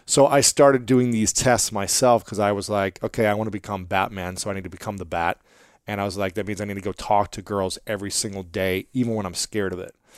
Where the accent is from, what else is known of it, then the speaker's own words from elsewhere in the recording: United States; I grew up in America